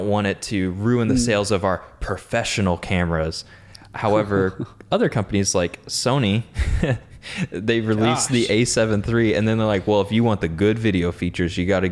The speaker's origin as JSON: {"language": "English", "country": "United States", "said": "I'm American"}